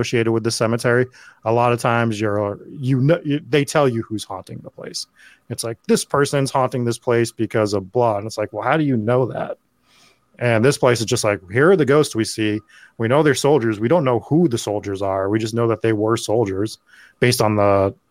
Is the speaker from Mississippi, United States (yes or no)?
yes; Mississippi, United States; I grew up in Mississippi.